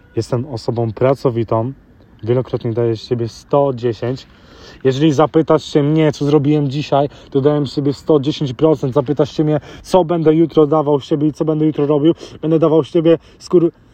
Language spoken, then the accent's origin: Polish; London, United Kingdom; Dorastając e, w Londynie, w Wielkiej Brytanii